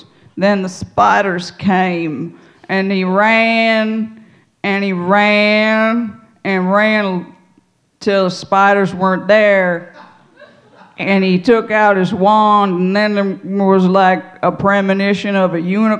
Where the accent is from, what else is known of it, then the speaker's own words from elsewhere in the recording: North Carolina, United States; also born or lived in Oakland / Montana / Kentucky; now in Michigan, United States; No, originally I'm from North Carolina, but my family, we all moved out to Oakland back about 57. That's when I became a Raiders fan. Then I went to Montana for a little while, and then I went to Kentucky, and now I'm here in Michigan